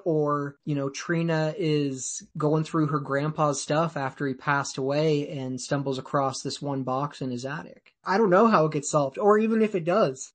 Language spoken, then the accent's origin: English; Woodland, Washington, United States; I grew up in Woodland, Washington.